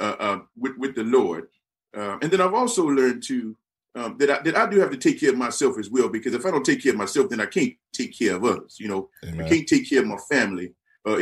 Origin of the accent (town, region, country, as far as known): San Antonio, Texas, United States; born or raised there